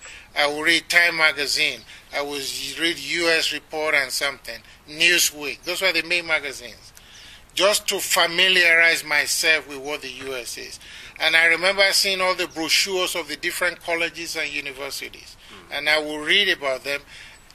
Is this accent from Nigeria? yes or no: yes; Nigeria; moved away as an adult; also born or lived in Ibadan; now in United States; as a Nigerian